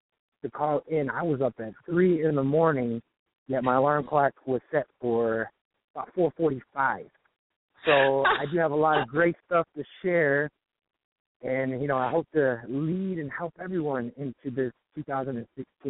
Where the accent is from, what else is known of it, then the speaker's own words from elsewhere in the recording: Detroit, Michigan, United States; moved away as an adult; now in Venice, United States; I'm actually from Detroit